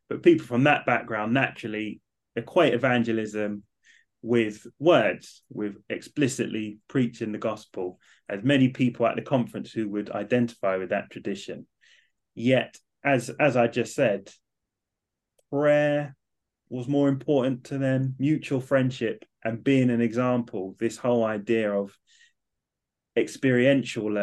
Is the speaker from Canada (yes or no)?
no; London, United Kingdom; now in Manchester, United Kingdom; So I moved from London up to Manchester. I was definitely the only Southerner